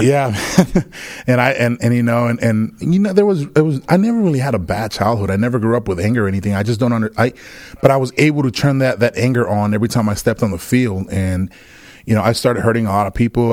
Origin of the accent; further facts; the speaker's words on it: Villahermosa, Tabasco, Mexico; now in Texas, United States; I was born in Mexico, um, I was born in a, in a small place called Villahermosa, Tabasco, which is close to Cancun